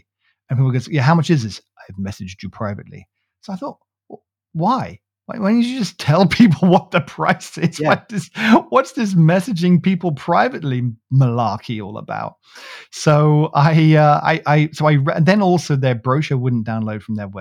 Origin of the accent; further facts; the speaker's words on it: United Kingdom; I'm from the UK